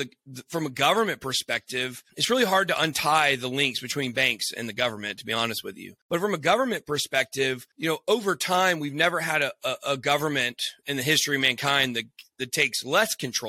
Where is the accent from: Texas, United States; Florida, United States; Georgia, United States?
Georgia, United States; Canton; also born or lived in Rome, Georgia / Acworth, Georgia / Kennesaw, Georgia / Marietta, Georgia; I was technically born in Rome, Georgia, but I grew up in Canton, Georgia